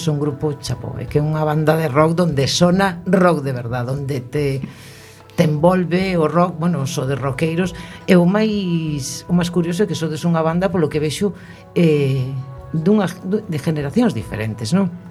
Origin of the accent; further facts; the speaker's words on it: Ordes, Galicia, Spain; Sí, son de Ordes.